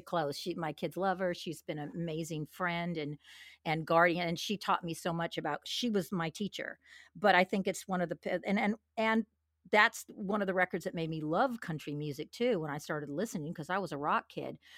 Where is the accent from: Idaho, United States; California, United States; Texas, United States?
California, United States; Los Angeles; moved away as an adult; now in Nashville, United States; I come from, I'm from Los Angeles.